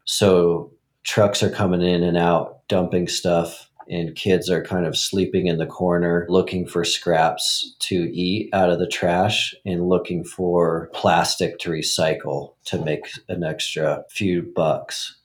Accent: Montana, United States; I grew up in Montana

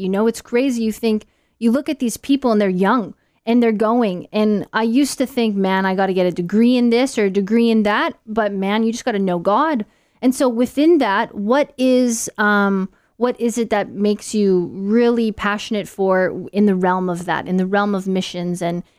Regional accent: Manitoba, Canada; Canada. I'm also from there. I'm from Central Canada. I would say Dave is from a place where you've probably heard of. I am from a place you've never heard of. Manitoba, Google it.

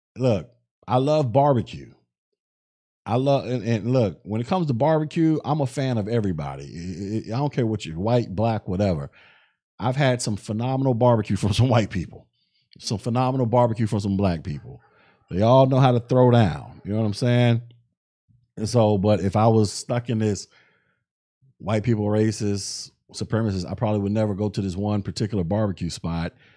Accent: the South, United States; I'm from the South

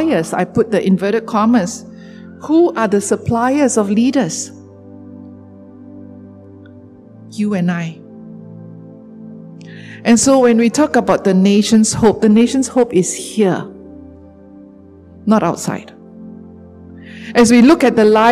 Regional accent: Sarawak, Malaysia; I'm a Malaysian. I'm a Sarawakian.

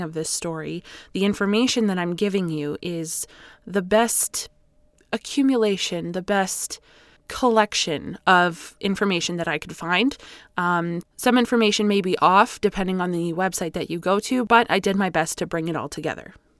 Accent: Canada

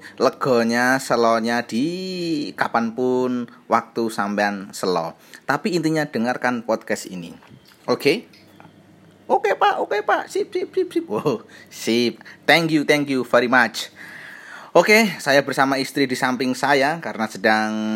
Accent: Java, Indonesia; sebagai orang Jawa

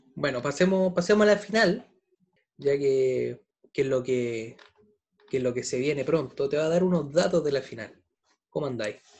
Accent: Chile; como buen chileno

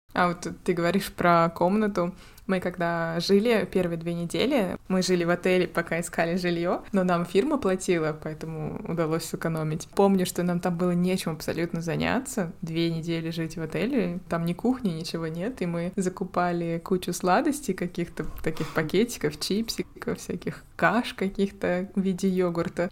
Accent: Russia; moved away as an adult; also born or lived in Finland; now in Norway; ты же из России. Как бы да, но я же не из Якутии

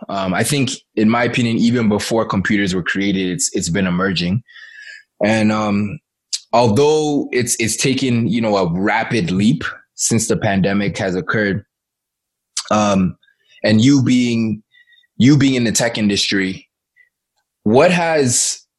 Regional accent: Ghana; Like, I'm originally from Ghana, yeah.

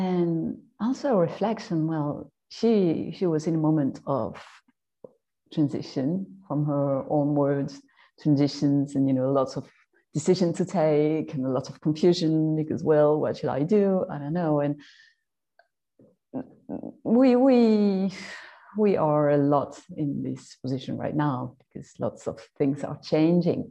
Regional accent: France; I'm French, maybe you heard it

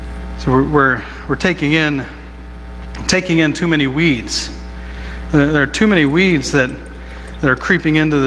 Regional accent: Southeast Ohio, United States; moved away; I grew up in Southeast Ohio, which is the Bible Belt

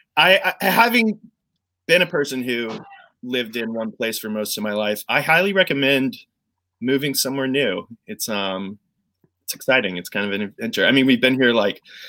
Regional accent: Tampa, Florida, United States; moved away as an adult; also born or lived in Orlando; now in Nashville, United States; I was born in Orlando, but moved to Tampa when I was like 2 and moved to Nashville when I was 29

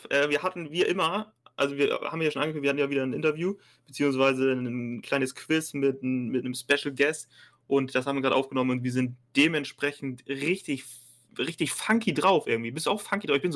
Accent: Hamburg, Germany; Ich wollte ja auch immer, ich komme aus Hamburg, wollte HSV-Fan sein.

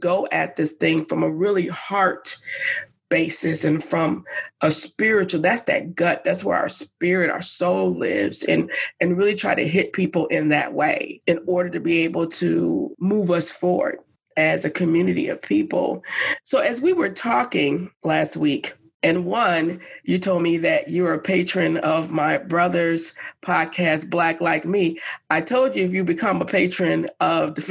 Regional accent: Madison, Wisconsin, United States; having grown up here in Madison

